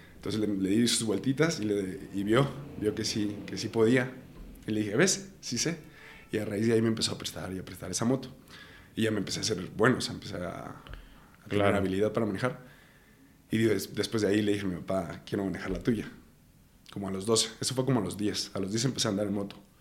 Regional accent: Ario de Rosales, Michoacán, Mexico; also born or lived in Morelia, Michoacán; Nací, mi acta de nacimiento dice Morelia, Michoacán, pero en realidad yo me considero de Ario de Rosales, Michoacán

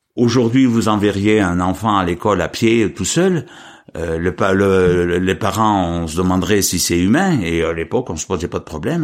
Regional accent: Apchon, Auvergne-Rhône-Alpes, France; also born or lived in Marchastel / Saint-Hippolyte; je suis né en 50 dans la commune de Machastel. En 55, je suis venu au pont d'Apchon.

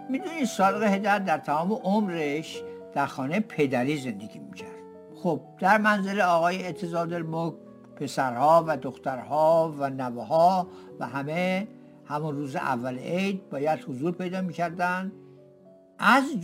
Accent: Tehran, Tehran Province, Iran; من تهرانی هستم و در منطقه چهارراه مخبر دوله متولد شدم

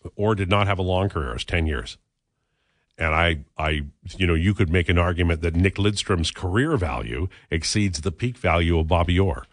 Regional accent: Canada; I'm a Canadian.

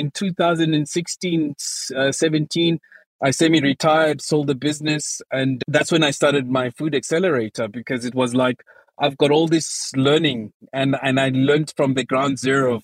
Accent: South Africa; my home country, South Africa

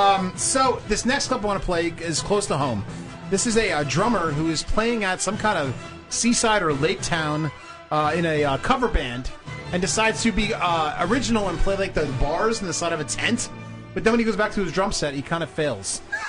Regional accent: the Jersey Shore, New Jersey, United States; now in North Jersey, United States; I lived in South Jersey. I grew up in the Shore my whole life, and there was no Jewish people down there.

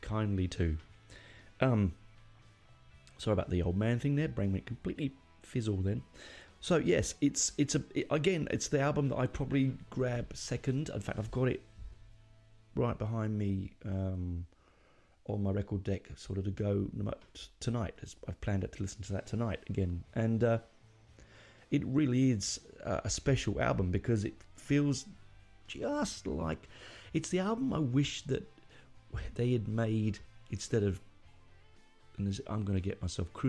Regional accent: United Kingdom; being British

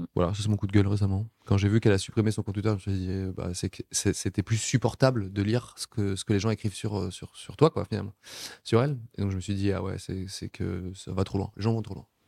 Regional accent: Nice, Provence-Alpes-Côte d'Azur, France; c'est le pays où j'ai toujours vécu. Je suis né en France, à, Nice, dans le sud de la France.

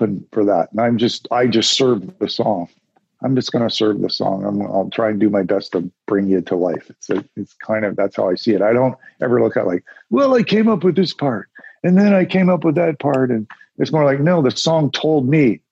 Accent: Ontario, Canada; I grew up in Canada.

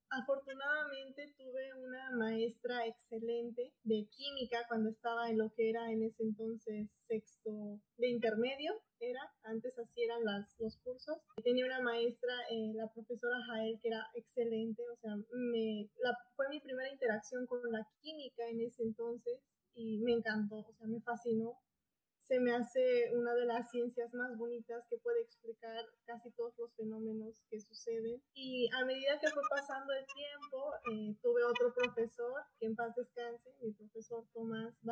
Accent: Potosí, Bolivia; moved away as an adult; also born or lived in Sucre, Bolivia; now in Hermosillo, Mexico; Yo nací en la ciudad de Potosí, actualmente tengo 27 años

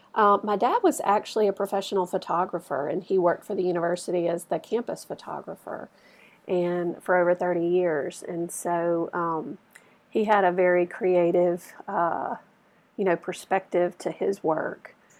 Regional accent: Starkville, Mississippi, United States; I actually grew up here in Starkville, and um, never thought I would find my way back here

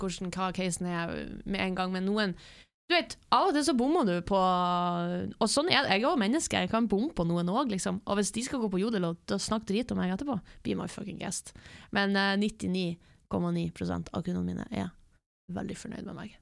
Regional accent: Norway; jeg er norsk

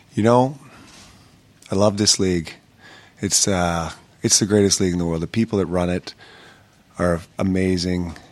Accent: Canada; especially being a Canadian kid growing up

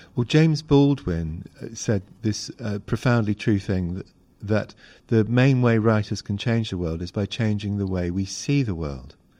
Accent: Hong Kong; moved away; I grew up in Hong Kong

